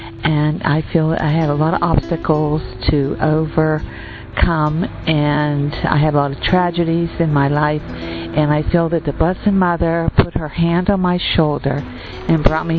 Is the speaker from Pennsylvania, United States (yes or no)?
yes; Pittsburgh, Pennsylvania, United States; I am in Medjugorje, and I am from the United States, Pittsburgh, Pennsylvania